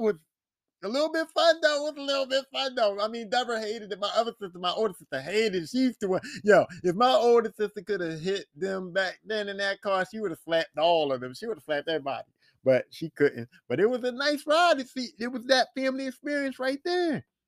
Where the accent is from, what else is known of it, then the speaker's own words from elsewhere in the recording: Philadelphia, Pennsylvania, United States; where I grew up at in West Philly